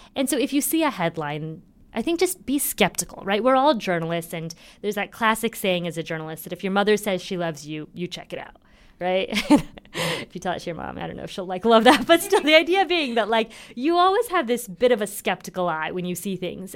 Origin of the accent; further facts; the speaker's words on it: Indiana, United States; I'm from Indiana